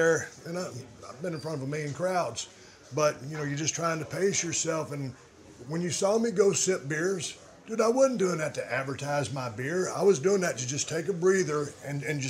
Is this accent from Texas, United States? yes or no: yes; Edna, Texas, United States; growing up in South Texas